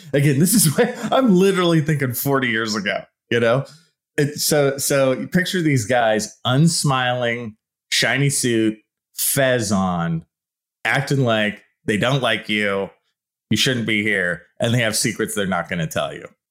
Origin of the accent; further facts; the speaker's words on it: San Leandro, California, United States; I grew up in the East Bay in a town called San Leandro. It's right below Oakland